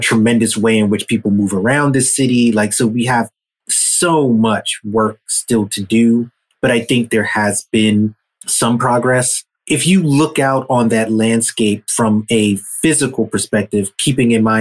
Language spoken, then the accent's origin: English; New York, United States; growing up in New York, you know, late 70s into the 80s